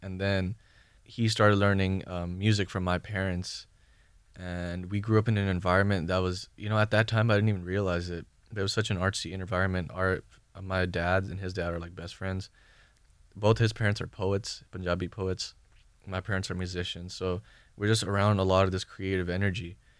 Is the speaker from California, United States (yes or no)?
yes; Bay Area, California, United States; also born or lived in Thailand; now in Los Angeles, United States; I'm from the Bay Area